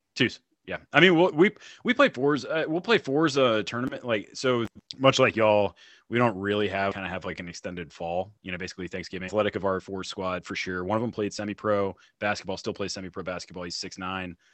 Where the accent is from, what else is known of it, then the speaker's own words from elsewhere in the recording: North Carolina, United States; moved away as an adult; also born or lived in Colorado; now in Texas, United States; I'm from, uh, I'm from North, excuse me, North Carolina.